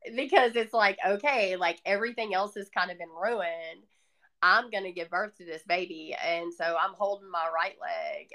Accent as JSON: {"language": "English", "region": "the South", "country": "United States", "tie": "born or raised there", "accent": "Southern", "said": "I grew up in the South, obviously by this accent"}